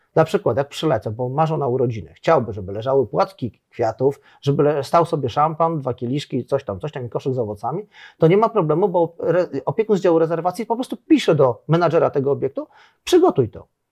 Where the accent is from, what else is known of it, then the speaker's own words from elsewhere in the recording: Poland; moved away as an adult; now in Zanzibar, Tanzania; jestem z Polski